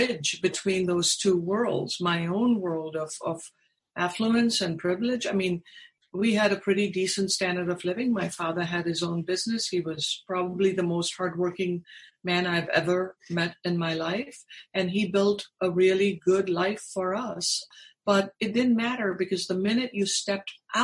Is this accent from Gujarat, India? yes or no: no; Mumbai, Maharashtra, India; moved away as an adult; also born or lived in Texas, United States; now in United States; growing up in India